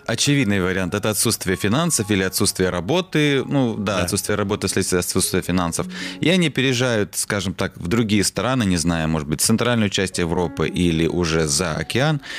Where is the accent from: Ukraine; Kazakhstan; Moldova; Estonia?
Moldova; moved away as an adult; now in Russia; я, получается, с Молдавии эмигрировал в Россию